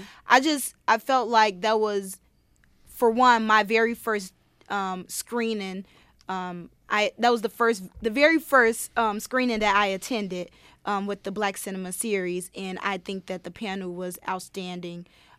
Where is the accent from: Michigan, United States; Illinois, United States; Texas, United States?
Illinois, United States; Chicago; moved away as an adult; now in Rochester, United States; I'm from Chicago.